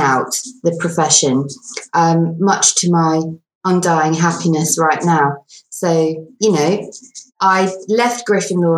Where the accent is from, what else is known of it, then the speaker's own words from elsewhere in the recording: England, United Kingdom; also born or lived in South Africa; I was born in South Africa. I'm bilingual. I moved to England when I was about 4.